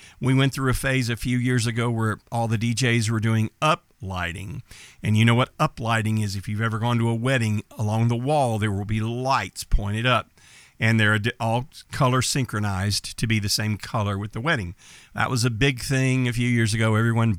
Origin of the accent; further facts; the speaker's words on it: Texas, United States; I'm from Texas. I was born and raised in Texas. I spent my entire life in a small town growing up in East Texas. Well, we don't speak like I'm speaking now in East Texas.